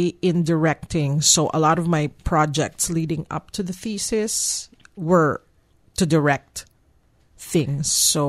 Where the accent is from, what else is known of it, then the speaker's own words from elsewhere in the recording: Philippines; moved away as an adult; I came from the Philippines coming here, yes.